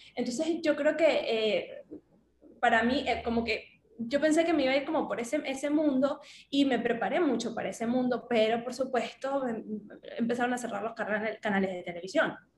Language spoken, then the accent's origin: Spanish; Venezuelan Andes, Mérida, Venezuela; moved away as an adult; also born or lived in Bailadores / Tovar / Maracaibo; now in Caracas, Venezuela; yo nací en Mérida, en la capital del estado, pero yo me crié muy cerca de mi familia